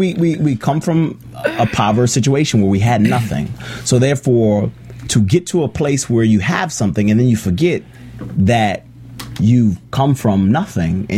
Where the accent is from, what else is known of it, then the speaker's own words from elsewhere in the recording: Midwest, United States; I'm from the Midwest myself